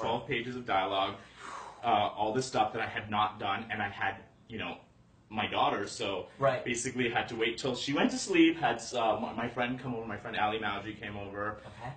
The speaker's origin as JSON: {"language": "English", "town": "Calgary", "region": "Alberta", "country": "Canada", "tie": "born or raised there", "also_born_or_lived": "Toronto, Ontario", "moved": "as an adult", "lives_now": "Los Angeles, United States", "said": "I was born in uh, Toronto, and then was there for a little bit, but then actually was raised. My childhood was in Calgary, Alberta."}